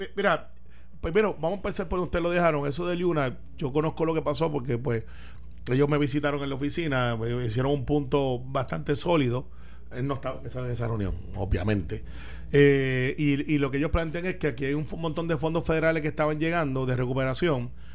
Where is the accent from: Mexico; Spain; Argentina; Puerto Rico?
Puerto Rico